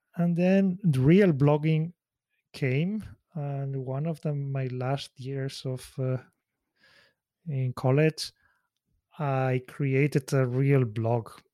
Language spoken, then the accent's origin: English; Spain; moved away as an adult; also born or lived in Switzerland; now in Tokyo, Japan; my hometown in Spain